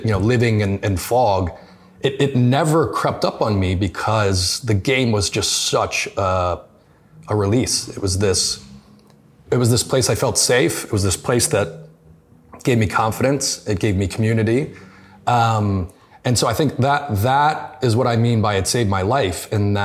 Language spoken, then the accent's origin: English; United States; as an American, it wasn't inherent in my household